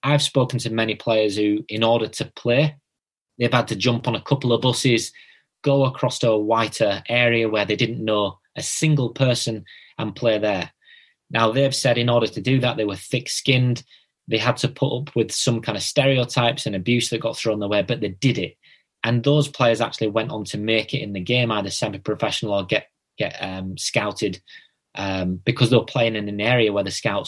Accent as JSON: {"language": "English", "town": "Bradford", "region": "Yorkshire and the Humber", "country": "United Kingdom", "said": "I'm from Bradford, so we've got Manningham, Girlington"}